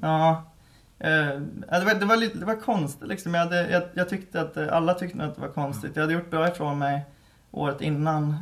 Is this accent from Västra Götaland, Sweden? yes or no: yes; Mariestad, Västra Götaland, Sweden; moved away; vi är uppväxt på en ö eh, som eh, ligger i Vänern då. Mm. Eh, Sveriges största sjö. Eh, och det är två mil in till eh, Mariestad